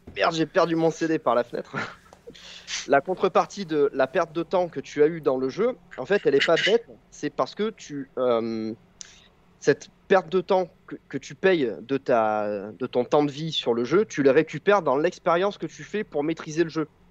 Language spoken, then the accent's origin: French; southern France, France; accent: southern (du sud); Il y a, il y a un hurlement assez, euh, typique de mon accent, euh, du sud